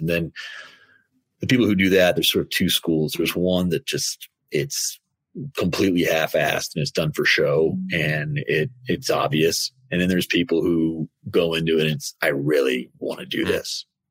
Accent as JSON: {"language": "English", "town": "Washington", "region": "District of Columbia", "country": "United States", "tie": "born or raised there", "said": "growing up in Washington"}